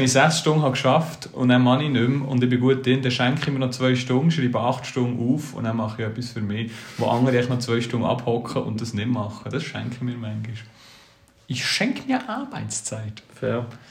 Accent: Switzerland; wer sind wir Schweizer

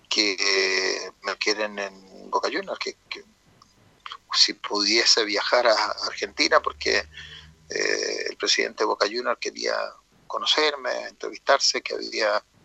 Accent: Talca, Maule, Chile; yo soy de Talca

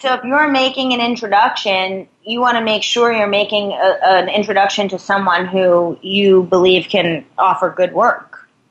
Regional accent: New York, United States; I'm from New York

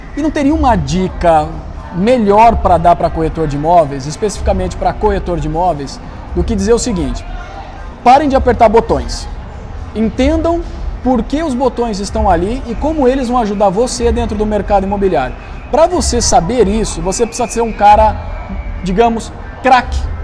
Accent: Campinas, São Paulo, Brazil; now in São Paulo, Brazil; Eu sou de Campinas, mas moro em São Paulo hoje.

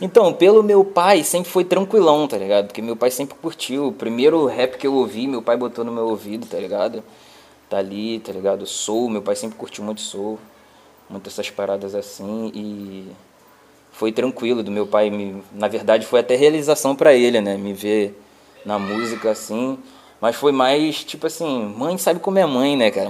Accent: Nova Iguaçu, Rio de Janeiro, Brazil; sou do Rio de Janeiro, Baixada Fluminense, Austin, Nova Iguaçu

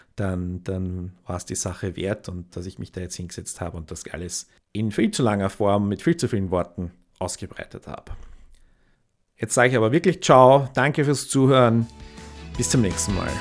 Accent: near Königstetten and Zeiselmauer, Lower Austria, Austria; eine Gemeinde ganz in der Nähe vom, von wo ich aufgewachsen bin, Königstetten und, und Zeiselmauer

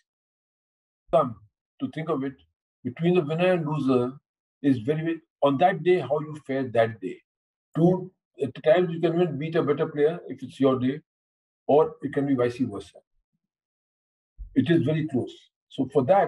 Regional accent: India; what we maintain as Indians

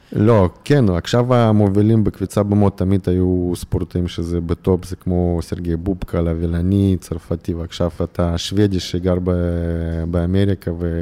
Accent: Irkutsk, Irkutsk Oblast, Russia; Hebrew is a second language; moved away as an adult; now in Israel; גדלתי באירקוצק

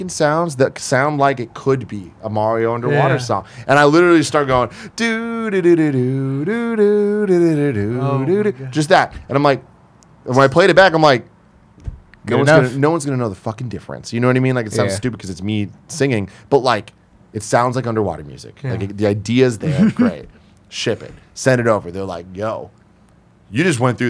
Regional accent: San Francisco, California, United States; I'm from San Francisco. I'm going to school at SF State

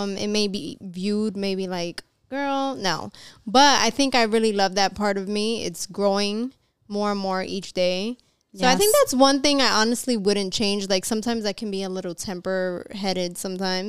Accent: New York, United States; we're from New York. So we have like more of a harder shell sometimes

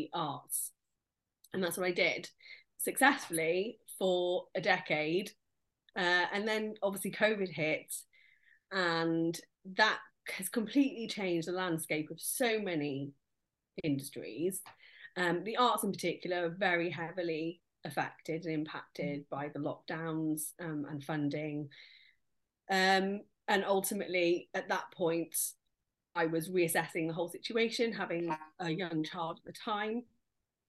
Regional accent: Nottingham, East Midlands, United Kingdom; moved away as an adult; now in Cardiff, United Kingdom; I'm from Nottingham myself, but I came to Cardiff University as a student

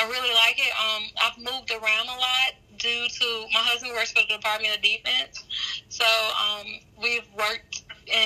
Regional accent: Terry, Mississippi, United States; accent: deep southern; moved away as an adult; also born or lived in Alabama; now in Georgia, United States; I'm from Mississippi. So the small town called Terry, Mississippi, about 15 minutes south of Jackson, Mississippi, the state capital. And I have a very deep southern accent.

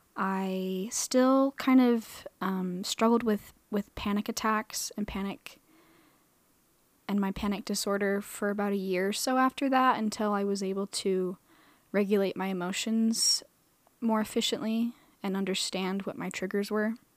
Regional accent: Boise, Idaho, United States; moved away as an adult; also born or lived in Arizona; now in Utah, United States; I was born in Arizona. I was raised in Boise, Idaho.

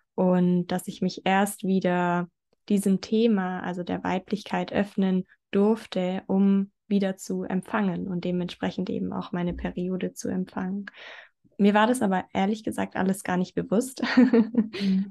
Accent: near Stuttgart, Baden-Württemberg, Germany; ich komme aus der Nähe von Stuttgart.

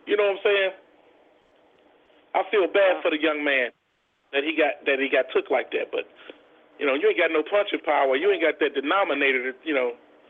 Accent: Cincinnati, Ohio, United States; because I'm from Cincinnati

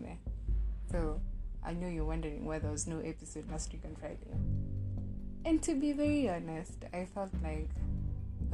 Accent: Kenya; as a Kenyan

